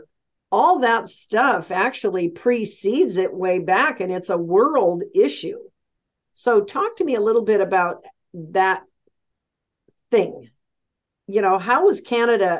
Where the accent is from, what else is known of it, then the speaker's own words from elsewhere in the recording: United States; I'm very American-centric, like U.S. America-centric, my entire history and training